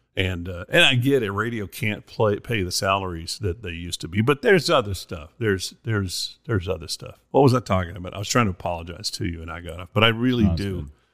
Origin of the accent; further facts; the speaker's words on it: Monahans, Texas, United States; moved away; my hometown, Monahans, Texas